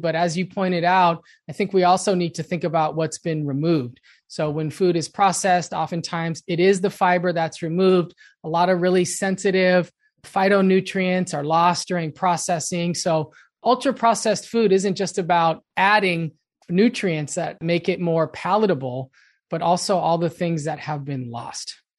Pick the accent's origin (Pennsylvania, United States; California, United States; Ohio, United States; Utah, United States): California, United States; Los Angeles; I grew up in Los Angeles